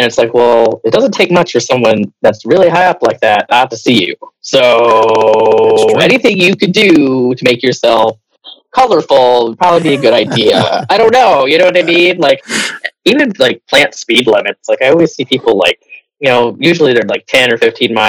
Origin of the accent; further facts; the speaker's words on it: New England, United States; I'm from New England